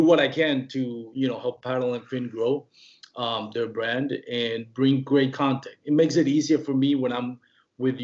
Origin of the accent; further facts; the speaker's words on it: Puerto Rico; first language Spanish; English is a second language; moved away; I'm from Puerto Rico. My first language is Spanish. You know, that's where I grew up talking.